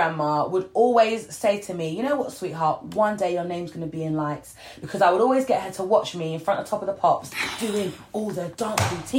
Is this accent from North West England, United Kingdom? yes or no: no; North Lincolnshire, near Grimsby, Yorkshire and the Humber, United Kingdom; moved away; also born or lived in Peckham; I'm a northerner, by the way. Whereabouts? Well, I was brought up in North Lincolnshire, teeny tiny little village next to Grimsby